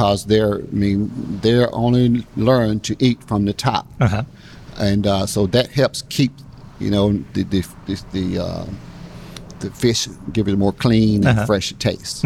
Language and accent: English; Belzoni, Mississippi, United States; moved away as an adult; also born or lived in Jackson, Mississippi; now in Texas, United States; I was born in Belzoni, Mississippi